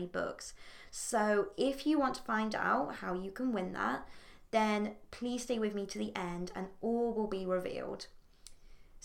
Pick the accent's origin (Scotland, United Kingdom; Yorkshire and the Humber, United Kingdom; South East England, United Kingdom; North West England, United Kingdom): North West England, United Kingdom; Port Sunlight; in Port Sunlight in the Wirral, my hometown near Liverpool